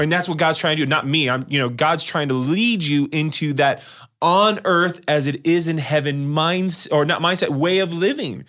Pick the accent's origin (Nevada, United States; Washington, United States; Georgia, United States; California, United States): Nevada, United States; Las Vegas; I'm from Las Vegas